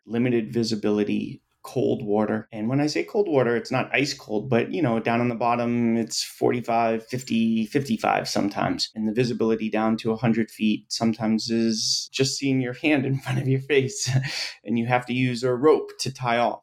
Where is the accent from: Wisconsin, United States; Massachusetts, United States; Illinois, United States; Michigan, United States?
Massachusetts, United States; Boston; growing up in Boston